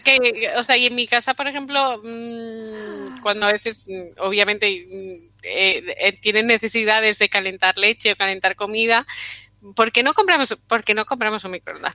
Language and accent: Spanish; Mallorca, Balearic Islands, Spain; moved away; yo por ejemplo que soy de Mallorca